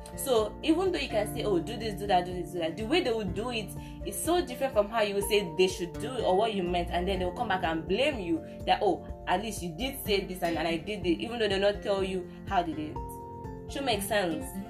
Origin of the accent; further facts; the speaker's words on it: Nigeria; I'm a Nigerian girl.